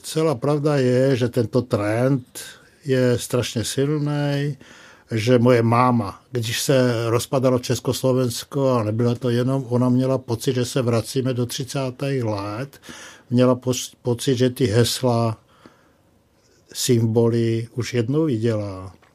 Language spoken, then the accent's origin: Czech; Slovakia; moved away; jsem původně ze Slovenska